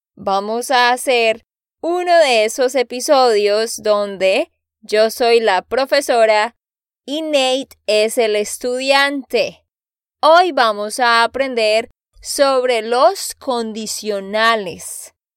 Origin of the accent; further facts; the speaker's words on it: Santander, Colombia; de Santander, Colombia